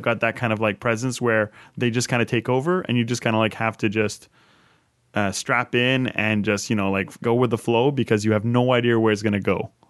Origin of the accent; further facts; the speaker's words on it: Canada; moved away as an adult; as a Canadian living abroad